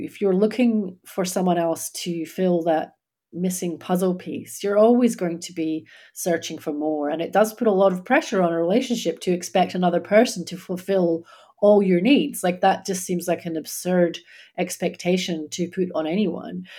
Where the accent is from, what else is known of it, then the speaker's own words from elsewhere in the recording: Scotland, United Kingdom; moved away as an adult; now in Australia; I grew up in Scotland